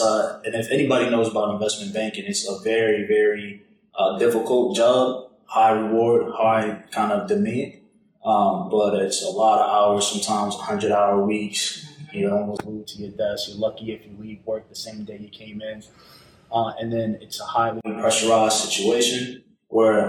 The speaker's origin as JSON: {"language": "English", "town": "Boston", "region": "Massachusetts", "country": "United States", "tie": "born or raised there", "also_born_or_lived": "Atlanta, Georgia", "accent": "Boston", "moved": "as an adult", "said": "I'm originally from Boston, if you can't tell by the accent. So grew up in the Northeast"}